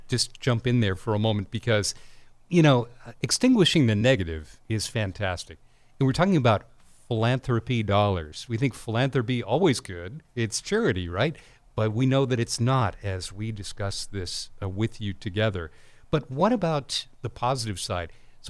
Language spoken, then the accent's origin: English; Denver, Colorado, United States; also born or lived in Iowa; now in California, United States; I was born in Denver, right, and went to college in Iowa, and then my parents moved to California